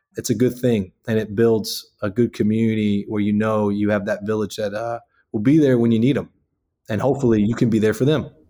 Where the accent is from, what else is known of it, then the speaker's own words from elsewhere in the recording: Houma, Louisiana, United States; moved away as an adult; also born or lived in Lafayette, Louisiana; now in Baton Rouge, United States; I'm from Houma, Louisiana